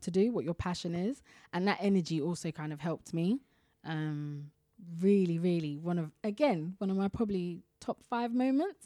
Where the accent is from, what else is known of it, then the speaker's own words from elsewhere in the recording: London, United Kingdom; I always tell people I'm from Ealing, because it's just easy to, but I'm actually from Southall